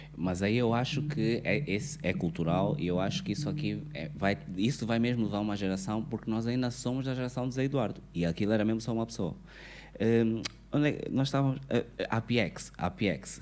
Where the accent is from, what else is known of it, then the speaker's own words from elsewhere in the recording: Angola; enquanto cidadãos, enquanto angolanos